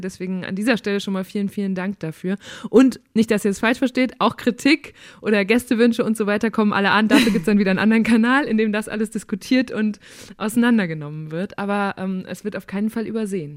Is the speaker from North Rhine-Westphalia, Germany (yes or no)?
yes; Münsterland, North Rhine-Westphalia, Germany; ich komme aus Münsterland